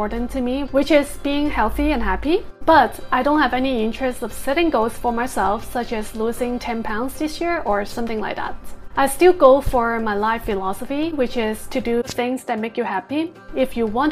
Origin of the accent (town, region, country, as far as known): United States